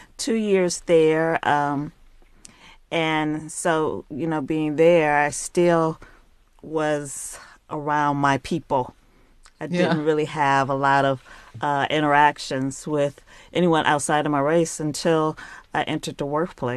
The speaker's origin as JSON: {"language": "English", "town": "Detroit", "region": "Michigan", "country": "United States", "tie": "born or raised there", "also_born_or_lived": "Atlanta, Georgia", "moved": "as an adult", "lives_now": "Shanghai, China", "said": "I was born in Detroit, Michigan."}